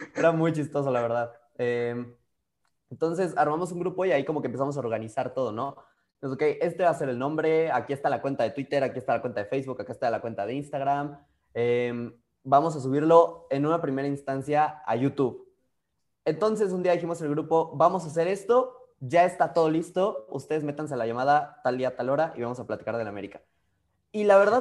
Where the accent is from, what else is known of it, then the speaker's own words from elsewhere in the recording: Mexico; yo más mexicano que el nopal